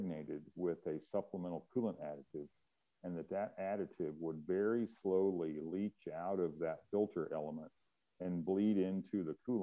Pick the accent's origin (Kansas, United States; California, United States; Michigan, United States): Kansas, United States; I grew up in Kansas and we had salt on the roads there all the time